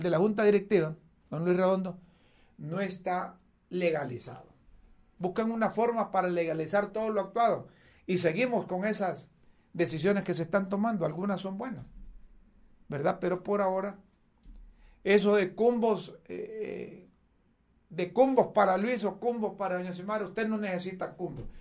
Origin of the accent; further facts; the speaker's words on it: Honduras; no somos todos los hondureños los narcotraficantes